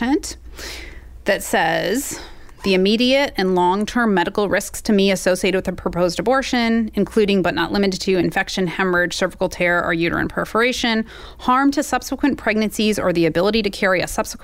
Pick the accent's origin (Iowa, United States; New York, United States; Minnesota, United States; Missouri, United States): Missouri, United States; I grew up here in Missouri